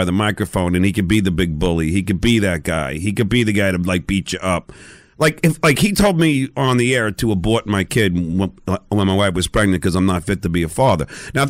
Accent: New York, United States; I'm a New Yorker

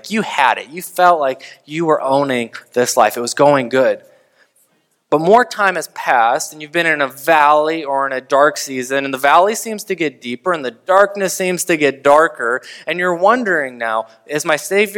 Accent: United States; as an American

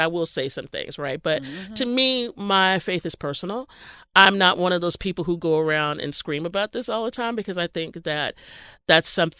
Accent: Texas, United States; I grew up in Texas

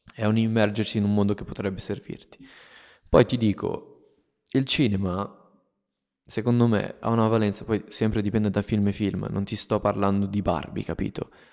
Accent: Italy; also born or lived in Minnesota, United States; sono qui in questo posto ancora nel mio paese nel quale sono nato e cresciuto

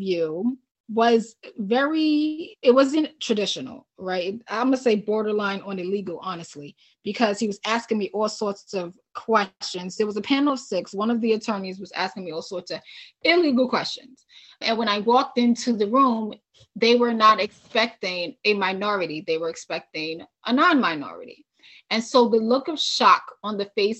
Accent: New York City, New York, United States; moved away as an adult; also born or lived in Albany / California / Nevada; I'm from New York City

